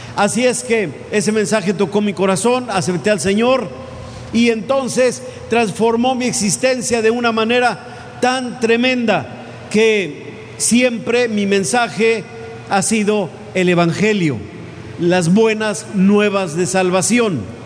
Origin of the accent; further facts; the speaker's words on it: Mexico; ya no soy ciudadano estrictamente hablando de, de aquí de México